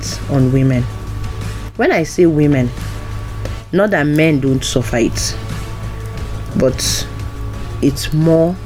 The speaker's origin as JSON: {"language": "English", "region": "eastern Nigeria", "country": "Nigeria", "said": "I'm from the East"}